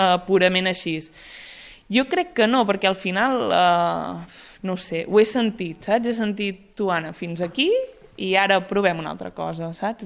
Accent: Sant Hipòlit de Voltregà, Catalonia, Spain; sóc de Sant Hipòlit de Voltregà

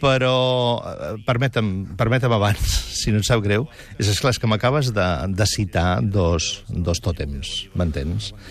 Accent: Catalonia, Spain; com a periodista català

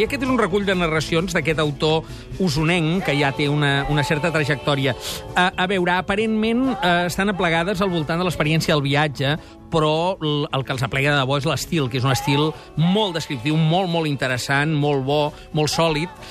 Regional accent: Barcelona, Catalonia, Spain; sóc un producte dels Salesians, no de Badalona, ah, sí? sinó dels d'Horta

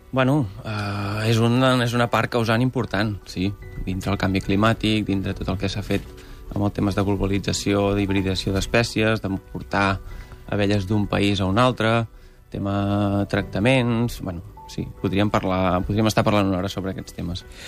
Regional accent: Berguedà, Catalonia, Spain; jo vinc del Berguedà

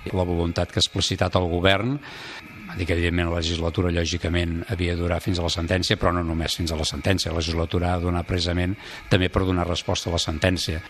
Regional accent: Conca de Barberà, Catalonia, Spain; el d'on vaig néixer, a la Conca de Barberà

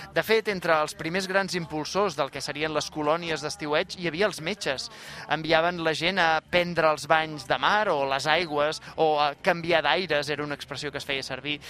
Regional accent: Canet de Mar, Catalonia, Spain; El meu poble, Canet de Mar

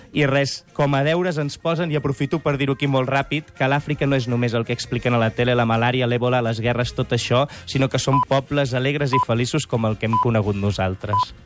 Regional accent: Sant Joan de les Abadesses, Catalonia, Spain; Sant Joan de les Abadès, al meu poble

